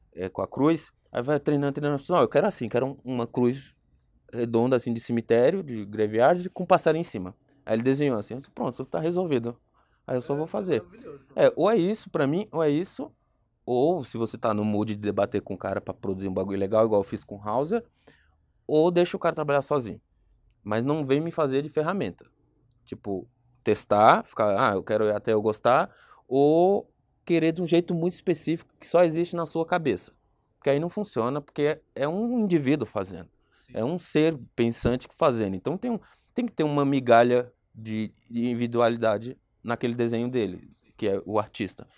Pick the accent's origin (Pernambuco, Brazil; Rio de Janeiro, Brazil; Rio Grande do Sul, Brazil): Pernambuco, Brazil; Caruaru; moved away as an adult; now in São Paulo, Brazil; Eu vim para São Paulo, eu sou pernambucano